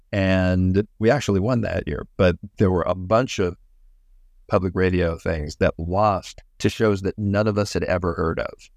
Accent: Pittsburgh, Pennsylvania, United States; my hometown of Pittsburgh

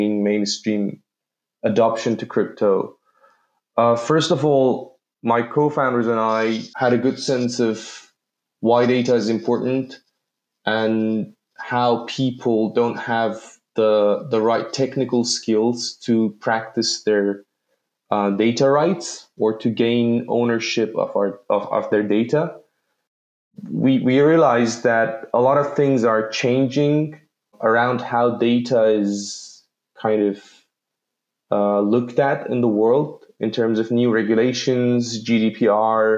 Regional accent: Tehran, Tehran Province, Iran; moved away; also born or lived in Malaysia / Belgium; I grew up in Tehran, Iran

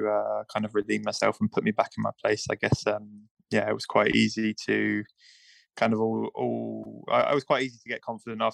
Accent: United Kingdom; I'm British and my parents are British originally

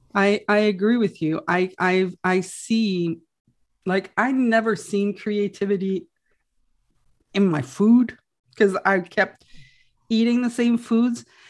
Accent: Quebec, Canada; first language French; English is a second language; I'm French, right? My first language is French

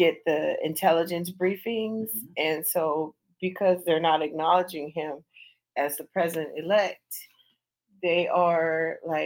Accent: California, United States; moved away as an adult; also born or lived in Georgia; now in Washington, D.C., United States; Growing up in California

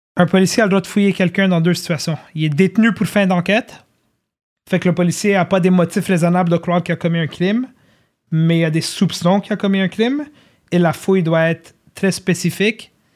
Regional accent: Montreal, Quebec, Canada; also born or lived in Laval; j'ai grandi à Ville-Saint-Laurent, j'ai grandi à Laval-des-Rapides

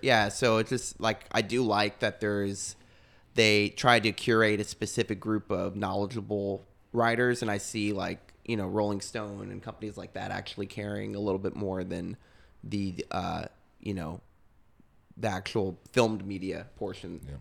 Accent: Texas, United States; moved away; I'm from Texas

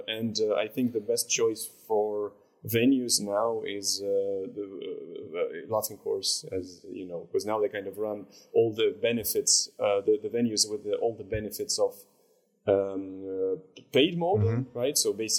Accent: Moscow, Russia; I'm a person from Moscow.

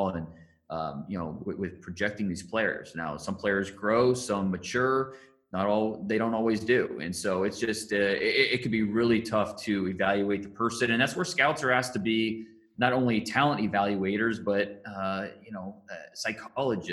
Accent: Northeast Ohio, United States; I grew up in Northeast Ohio, which is a football crazed area.

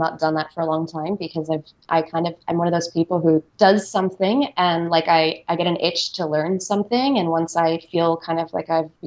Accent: United States; I grew up right outside of New York City

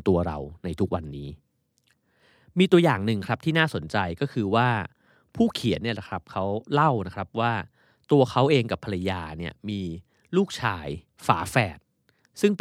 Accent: Bangkok, Thailand; บ้านผมตอนสมัยเรียนมัธยมเนี่ย ผมอยู่ไกลโพ้นมากเลยคือ มีนบุรี แล้วก็แทบจะไม่มีรถประจำทางเข้ามานะครับ

